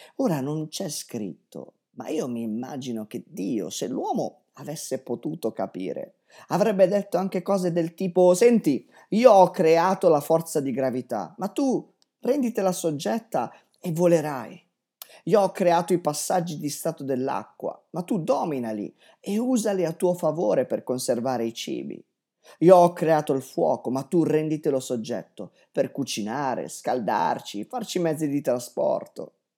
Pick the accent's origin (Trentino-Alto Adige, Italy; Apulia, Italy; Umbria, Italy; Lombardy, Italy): Lombardy, Italy; Vigevano; moved away as an adult; Io sono nato a Vigevano, una ridente cittadina in piena pianura padana